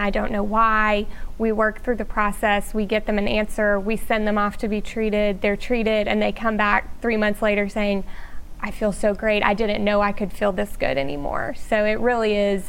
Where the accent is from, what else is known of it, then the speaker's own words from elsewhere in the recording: Shreveport, Louisiana, United States; I am from Shreveport, grew up here